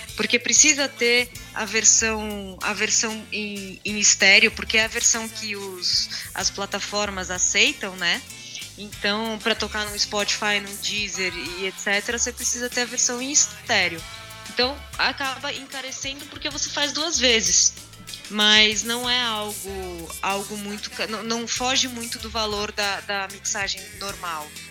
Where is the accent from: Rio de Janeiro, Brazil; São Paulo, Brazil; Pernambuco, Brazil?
São Paulo, Brazil; interior of; Eu cresci no interior, né? Eu nasci em São Paulo, mas minhas férias e toda, toda a minha infância foi no interior de São Paulo